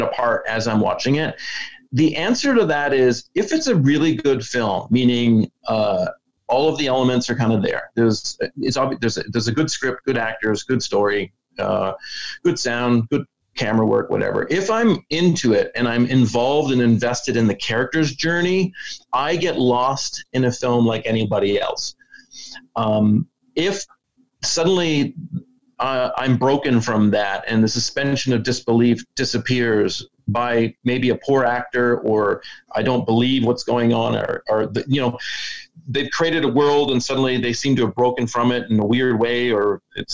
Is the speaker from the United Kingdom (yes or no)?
no; Canada; being born and raised in Canada where I was in a small town